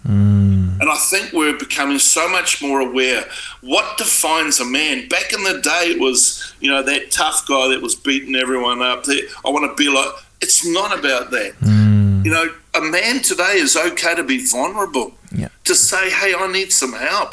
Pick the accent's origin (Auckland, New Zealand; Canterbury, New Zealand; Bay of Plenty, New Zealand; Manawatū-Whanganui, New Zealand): Auckland, New Zealand; I was brought up in South Auckland